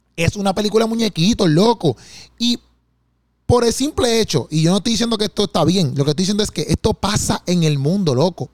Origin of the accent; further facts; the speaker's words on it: Puerto Rico; yo como puertorriqueño